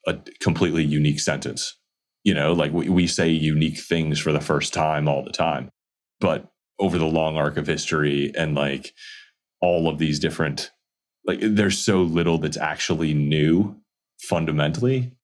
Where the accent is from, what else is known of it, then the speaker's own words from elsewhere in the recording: Midwest, United States; I grew up in the Midwest